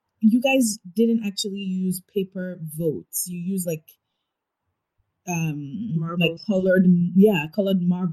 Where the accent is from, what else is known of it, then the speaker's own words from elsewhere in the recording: Nigeria; I'm a Nigerian.